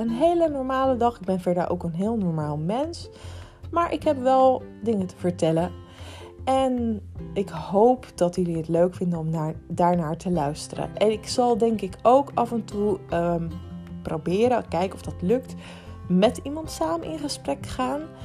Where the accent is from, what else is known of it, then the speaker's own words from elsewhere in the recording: Rotterdam, South Holland, Netherlands; moved away; Het is de stad waar ik vandaan kom.